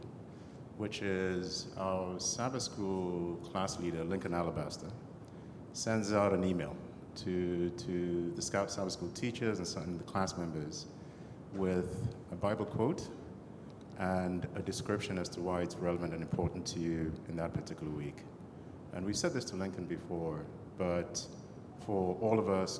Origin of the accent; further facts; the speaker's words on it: Kenya; moved away; Och is a childhood friend. We grew up in Kenya together